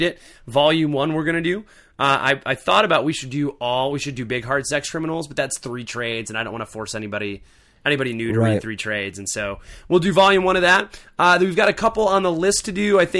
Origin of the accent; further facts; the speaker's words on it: Arizona, United States; Even though I'm from Arizona.